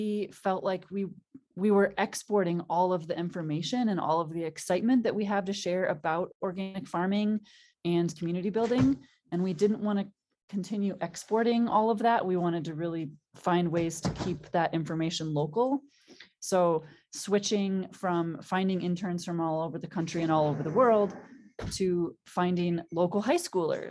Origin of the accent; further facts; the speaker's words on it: Green Bay, Wisconsin, United States; now in Hamilton, Montana, United States; I grew up in outside of Green Bay, Wisconsin